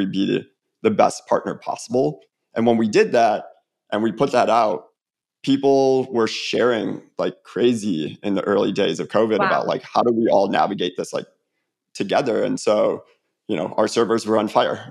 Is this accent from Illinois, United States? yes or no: yes; Illinois, United States; now in Atlanta, United States; growing up in Illinois